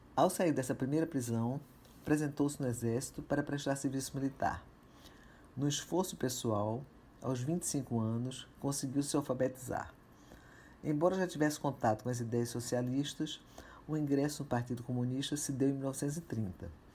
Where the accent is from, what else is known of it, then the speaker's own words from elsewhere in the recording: Recife, Pernambuco, Brazil; Com 14 anos de idade, morando em Recife, minha terra natal